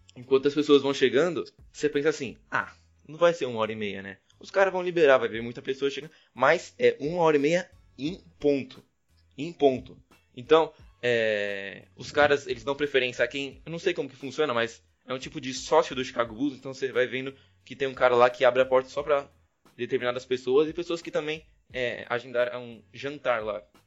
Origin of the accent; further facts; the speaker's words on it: Brazil; sou do Brasil